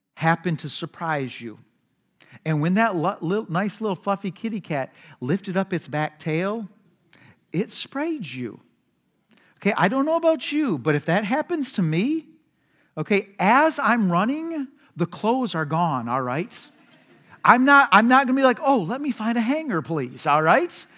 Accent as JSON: {"language": "English", "country": "United States", "said": "our society, American society"}